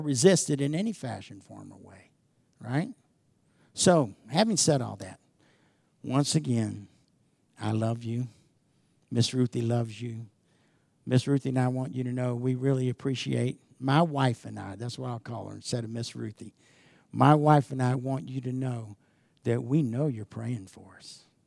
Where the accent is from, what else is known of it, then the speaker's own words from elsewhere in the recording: United States; I grew up in America that appreciated everything God did.